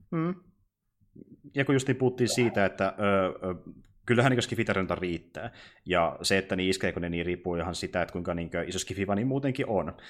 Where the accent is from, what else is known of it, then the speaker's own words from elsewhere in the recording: Kokkola, Central Ostrobothnia, Finland; now in Jyväskylä, Finland; mä kuitenkin alun perin en ole asunut Jyväskylässä. Mä kuitenkin asunut mm-hmm. niin, suurin osa elämästäni tuolla Kokkolassa